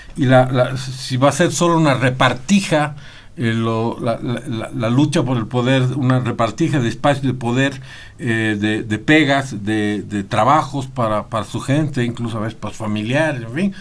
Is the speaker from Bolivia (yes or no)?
yes; Bolivia; todos somos eh, eh, bolivianos